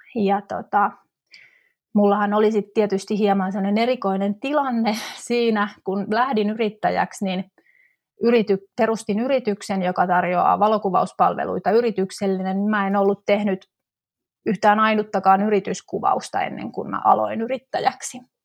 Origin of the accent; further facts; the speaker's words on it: Tampere, Pirkanmaa, Finland; moved away as an adult; now in Helsinki metropolitan area, Finland; 2005 vuonna mä muutin sitten pääkaupunkiseudulle Tampereelta, mistä, mistä on kotoisin